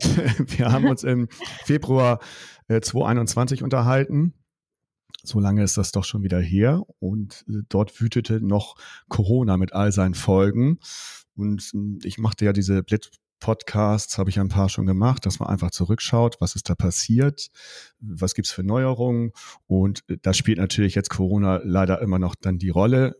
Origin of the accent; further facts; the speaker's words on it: Germany; Bei uns in Deutschland